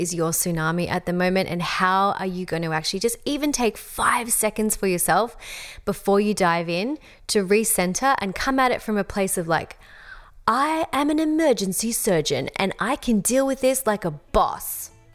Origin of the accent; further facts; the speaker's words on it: Australia; accent: Australian; my Australian accent